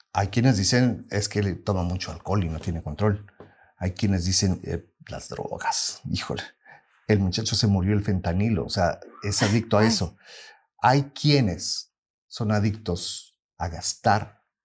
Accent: Mexico; now in United States; somos nosotros como mexicanos y como latinos

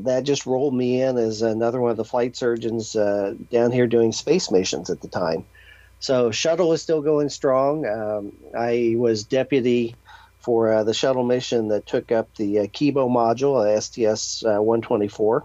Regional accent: Indiana, United States; growing up in Indiana, I went to Purdue University

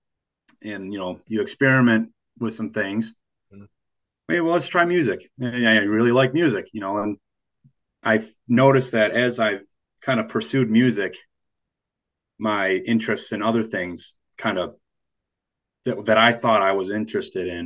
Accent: Hilton, New York, United States; my hometown

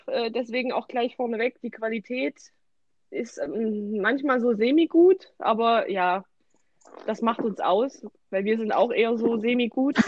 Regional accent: Thuringia, Germany; wir kommen aus Thüringen

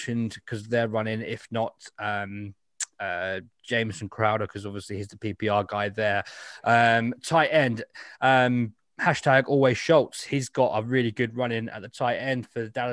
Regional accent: United Kingdom; I'm also doing my civic duty as a British person

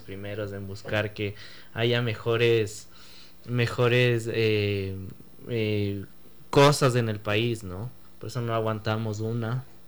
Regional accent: Ecuador; yo nací en Ecuador

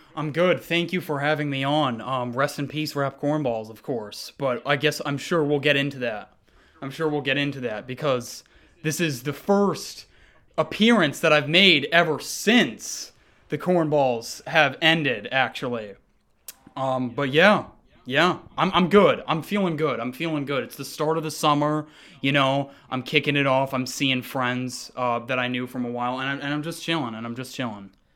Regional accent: Montpelier, Vermont, United States; now in Seattle, United States; I was born in Seattle. that's where I am right now. I actually grew up in Montpelier, Vermont

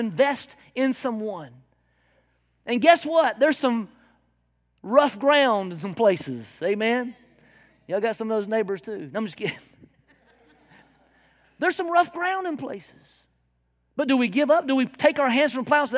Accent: South Carolina, United States; I am from South Carolina in the backwoods

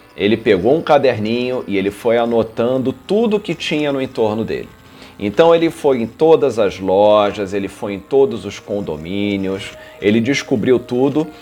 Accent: Rio de Janeiro, Brazil; Eu nasci, eu sou, sou carioca, nasci no Rio de Janeiro, morei aqui minha vida toda

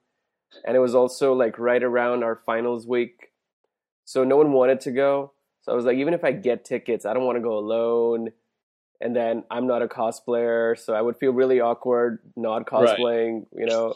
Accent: India; moved away as an adult; also born or lived in San Diego; I grew up in India until I went to college to San Diego.

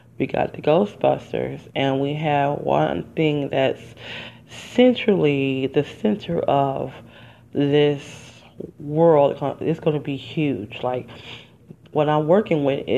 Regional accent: Detroit, Michigan, United States; moved away as an adult; living and growing up in Detroit

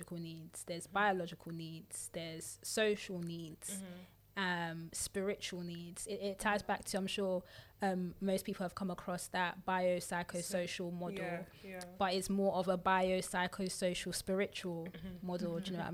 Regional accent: United Kingdom; we're also British because we born, raised here.

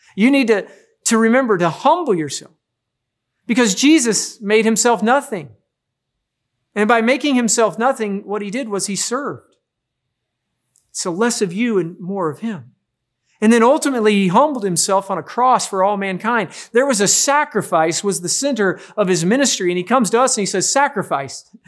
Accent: Midwest, United States; growing up in the Midwest

